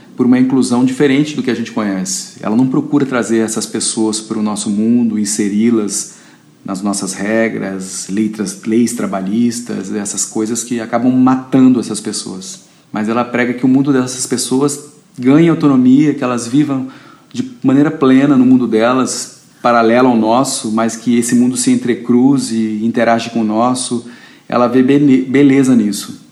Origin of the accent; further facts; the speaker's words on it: Brasília, Federal District, Brazil; sou de Brasília